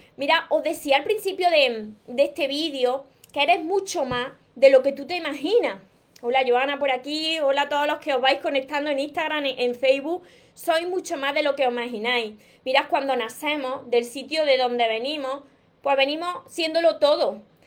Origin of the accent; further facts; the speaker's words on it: Córdoba, Andalusia, Spain; yo soy de Córdoba, España